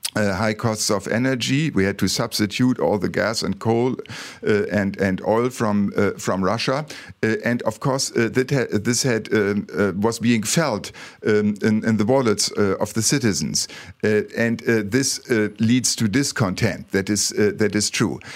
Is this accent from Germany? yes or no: yes; Bremen, Germany; English is a second language; moved away as an adult; now in Malaysia; I come from Bremen